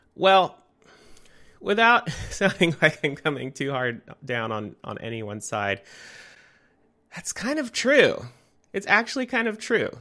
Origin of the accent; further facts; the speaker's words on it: Santa Rosa, California, United States; now in Portland, United States; In Santa Rosa, California, I grew up